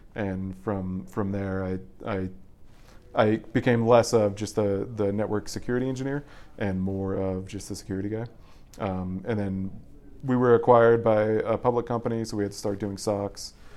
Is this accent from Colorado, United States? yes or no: yes; Boulder, Colorado, United States; I'm originally from Colorado. I, I pretty much grew up, um, like ten feet away from here